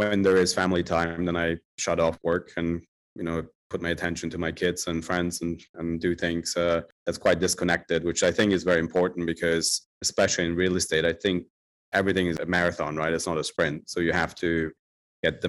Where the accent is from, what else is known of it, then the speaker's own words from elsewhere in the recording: Germany; moved away as an adult; also born or lived in Turkey / Italy; now in London, United Kingdom; I was born in Germany and grew up in Germany